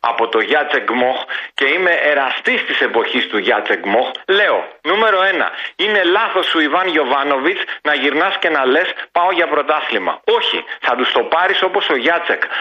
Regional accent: Greece; έτσι τώρα σαν Έλληνας επειδή ο Τζαβέλας παίζει στην Εθνική Ελλάδος θέλω να στυλιτεύσω τη συμπεριφορά του

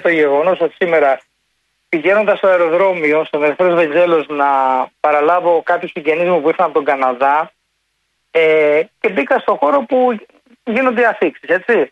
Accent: mountainous Elis, Western Greece, Greece; moved away; στην ιδιαίτερη πατρίδα μου στην Ορεινή Ηλία

